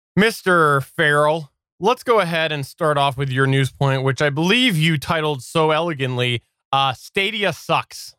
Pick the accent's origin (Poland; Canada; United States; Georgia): Canada; I'm Canadian.